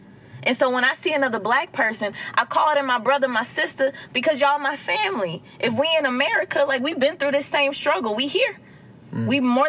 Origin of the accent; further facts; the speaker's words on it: Atlanta, Georgia, United States; Now, I am from the Gucci side of ATL. Like, I was born and raised off Gresham Road, Boulder Crest, like East Atlanta, straight up Zone 6. East Atlanta.